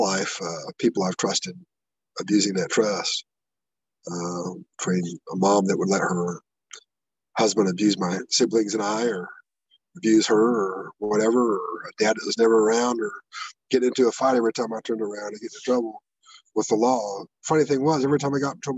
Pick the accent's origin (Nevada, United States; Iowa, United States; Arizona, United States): Iowa, United States; I'm from Iowa